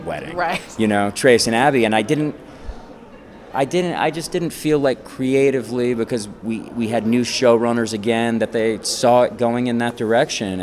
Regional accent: Connecticut, United States; I actually grew up in Connecticut. You know, I'm from New England

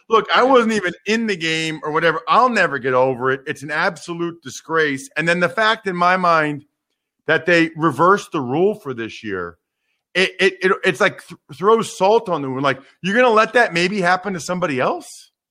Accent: Wyomissing, Pennsylvania, United States; from my hometown, Wyomissing, Pennsylvania

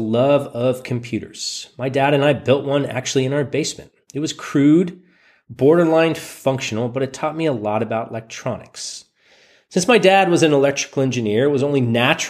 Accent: Silicon Valley, California, United States; I was born in Silicon Valley

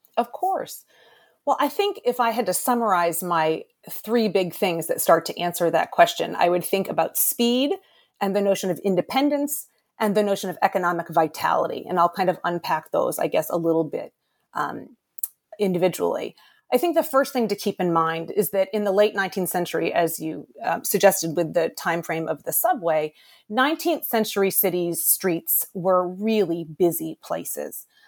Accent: Boston, Massachusetts, United States; I'm from Boston originally

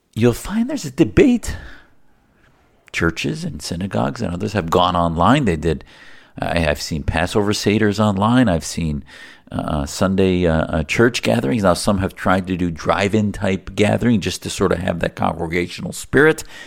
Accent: United States; as an American, as an activist

